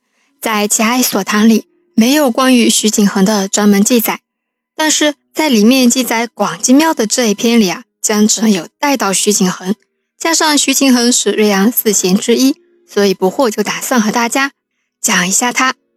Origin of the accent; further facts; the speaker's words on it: Wenzhou, Zhejiang, China; 这九位小哥哥啊，全是我们温州人